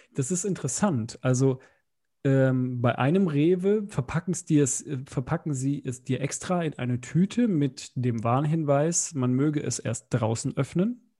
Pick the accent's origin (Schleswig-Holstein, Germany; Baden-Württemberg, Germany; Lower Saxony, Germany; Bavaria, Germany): Bavaria, Germany; moved away; bei uns in Bayern irgendwie in der neunten Klasse so ein Klassenbuch eingeführt